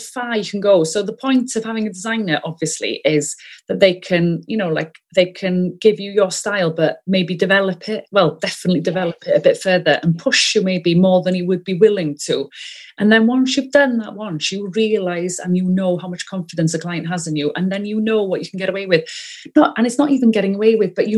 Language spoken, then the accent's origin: English; Wales, United Kingdom; accent: Welsh; first language Welsh; English is a second language; I'm first language Welsh, you may be able to tell from my accent